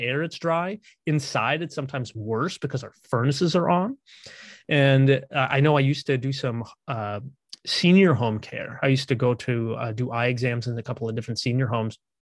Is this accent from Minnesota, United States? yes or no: yes; Minnesota, United States; also born or lived in San Antonio, Texas; I grew up here in Minnesota